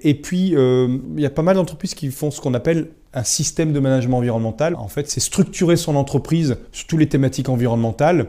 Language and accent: French; Brest, Brittany, France; also born or lived in England; moi je suis né à Brest